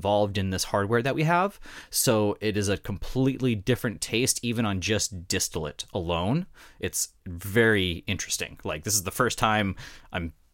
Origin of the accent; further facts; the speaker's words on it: North Dakota, United States; I'm from North Dakota